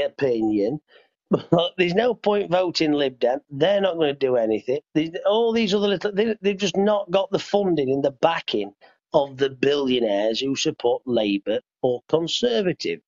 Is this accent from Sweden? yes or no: no; United Kingdom; we're British.